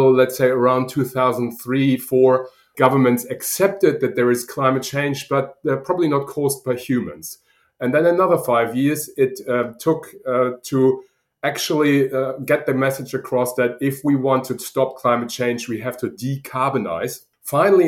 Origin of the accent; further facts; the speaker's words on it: Germany; accent: German; now in Sydney, Australia; as you probably hear from my accent, I'm originally German